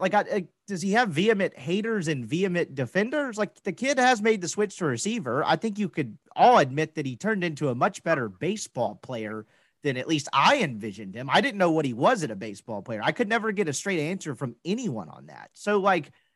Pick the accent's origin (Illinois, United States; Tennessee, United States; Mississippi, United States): Mississippi, United States; now in Dallas-Fort Worth, United States; I'm just from Mississippi and like have never lived in a major metroplex with great golf.